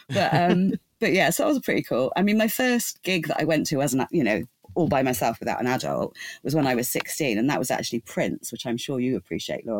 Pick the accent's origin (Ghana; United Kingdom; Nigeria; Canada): United Kingdom; England; growing up in England